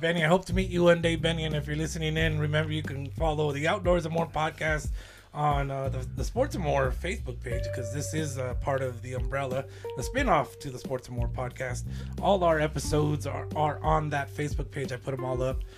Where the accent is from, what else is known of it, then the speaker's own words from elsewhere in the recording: Lordsburg, New Mexico, United States; I grew up in Lordsburg